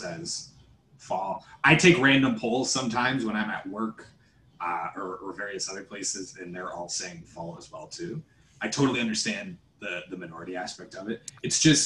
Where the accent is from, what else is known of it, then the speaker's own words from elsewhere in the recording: Canada; I'm Canadian. We grew up in it.